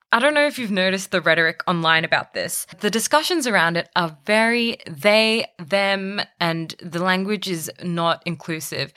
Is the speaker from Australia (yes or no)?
yes; Australia; Being born here, being brought up here, being a melting pot of cultures